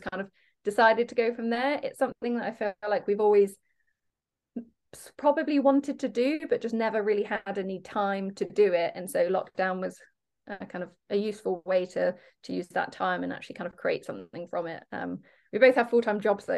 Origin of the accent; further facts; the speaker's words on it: Devon, South West England, United Kingdom; also born or lived in Falmouth; we're from Devon, but I lived in Falmouth for 3 years because I went to Exeter Uni down there